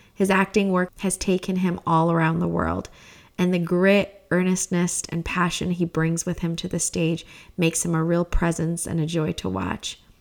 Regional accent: Turlock, California, United States; my hometown of Turlock, California

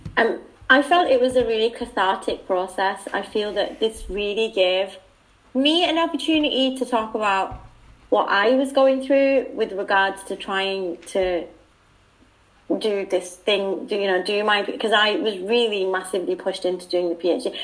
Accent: United Kingdom; accent: British; moved away; I think I'm the only British person in Alcor.

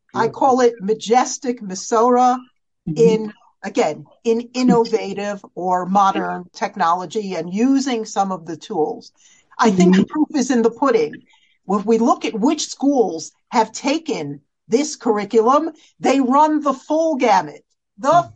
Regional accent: United States; as American girls

